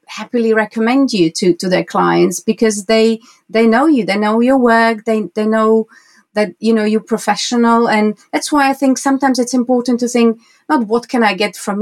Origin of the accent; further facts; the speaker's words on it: Slovakia; moved away as an adult; now in Windsor, United Kingdom; I was born in Slovakia, former Czechoslovakia, mm-hmm. and now I live in the UK. I live in Windsor, and my studio is in Bray